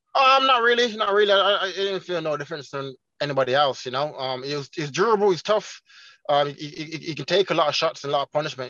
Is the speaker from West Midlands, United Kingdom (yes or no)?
yes; Birmingham, West Midlands, United Kingdom; first language Jamaican Patois; also born or lived in Jamaica; my hometown Birmingham